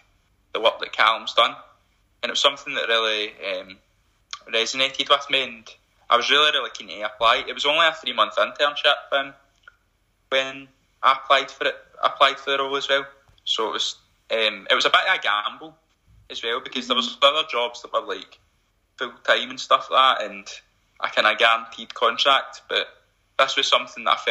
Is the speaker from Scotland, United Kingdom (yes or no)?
yes; Motherwell, Scotland, United Kingdom; I'm originally from Motherwell anyway